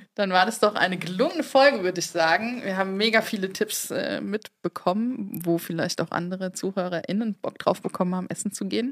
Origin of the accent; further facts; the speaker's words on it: Mainz, Rhineland-Palatinate, Germany; ich komme ja aus Mainz, aus Reuhesse